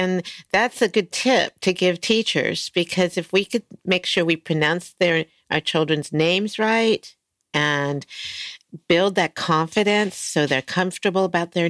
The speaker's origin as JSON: {"language": "English", "region": "East Coast", "country": "United States", "tie": "born or raised there", "moved": "yes", "lives_now": "California, United States", "said": "I grew up on the East Coast, and I miss the falls. I'm in California."}